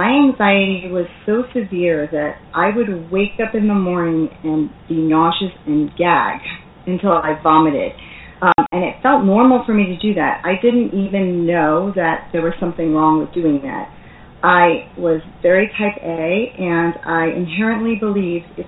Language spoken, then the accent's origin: English; New York area, United States; I am from the New York area, and we do have a reputation for being pretty feisty and tough